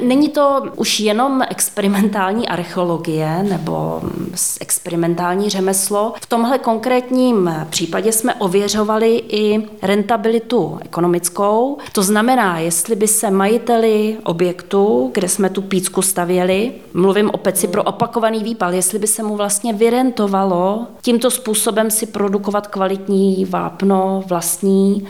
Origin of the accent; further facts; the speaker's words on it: Netolice, South Bohemian Region, Czechia; já pocházím z kraje eh, od Netolic, kde je Kratochvíle